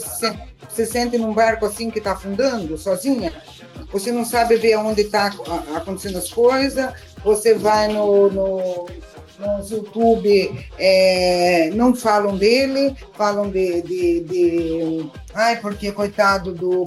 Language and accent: Portuguese; southern Paraná, Brazil; eu sou do sul, eu sou do sul do Paraná